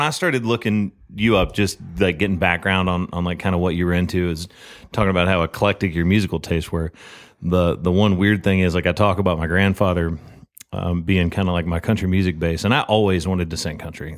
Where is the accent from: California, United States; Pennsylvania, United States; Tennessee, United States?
Tennessee, United States; Murfreesboro; moved away as an adult; also born or lived in Texas; now in Nashville, United States; I'm originally from Murfreesboro